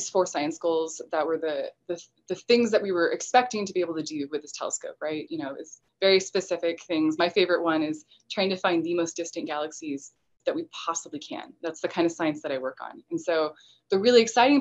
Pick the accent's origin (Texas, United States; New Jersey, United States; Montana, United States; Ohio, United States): Texas, United States; I'm from Texas